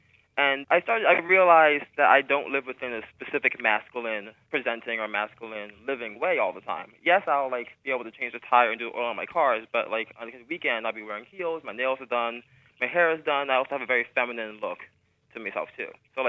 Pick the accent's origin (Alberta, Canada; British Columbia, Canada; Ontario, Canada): British Columbia, Canada; Vancouver; now in United States; I came up from outside of the country. I was born in Vancouver, Canada.